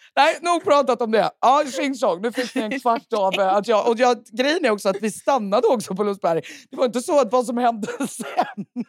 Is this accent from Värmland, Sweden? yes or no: yes; Värmland, Sweden; now in Stockholm, Sweden; jag är ju då från Värmland